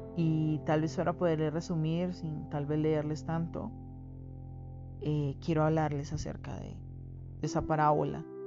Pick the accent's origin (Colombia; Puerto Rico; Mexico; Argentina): Colombia; como colombiano